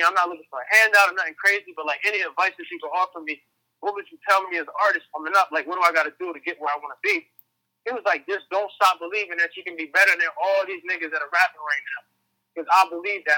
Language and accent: English; New Jersey, United States; now in Philadelphia, United States; I'm originally from Jersey